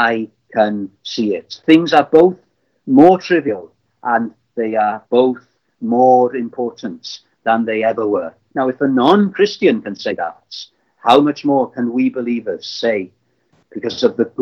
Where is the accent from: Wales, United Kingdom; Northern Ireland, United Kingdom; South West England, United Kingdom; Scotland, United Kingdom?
Wales, United Kingdom; Llandudno; I was brought up in Llandudno, in North Wales